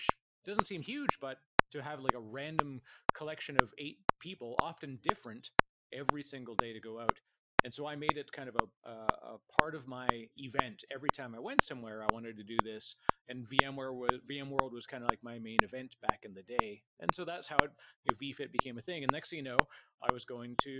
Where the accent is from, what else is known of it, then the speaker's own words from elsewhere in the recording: Canada; I'm Canadian